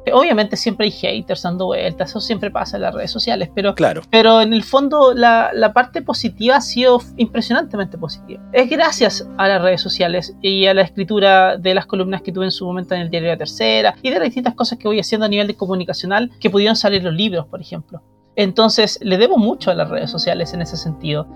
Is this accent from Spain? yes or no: no; Chile; como chilenos